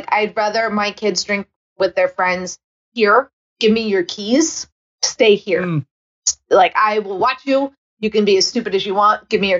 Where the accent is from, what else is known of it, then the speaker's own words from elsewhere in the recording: Kansas City, Missouri, United States; moved away as an adult; now in United Kingdom; I'm lucky because Boulevard Brewery is in my hometown.